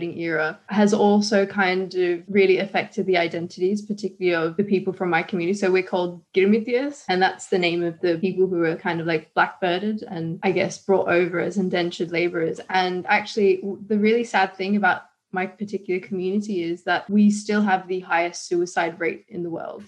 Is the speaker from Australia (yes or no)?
yes; Sydney, New South Wales, Australia; when I grew up in Sydney, it wasn't, I guess, the best place growing up